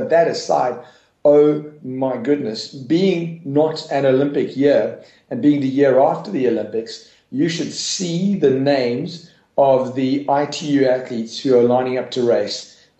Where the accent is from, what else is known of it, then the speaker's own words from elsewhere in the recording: South Africa; And that was a great moment for me as a South African doing the roll down, being able to call it out to him in Afrikaans